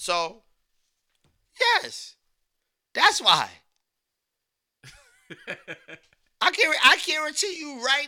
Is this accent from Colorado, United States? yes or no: no; Beacon, New York, United States; We come from Beacon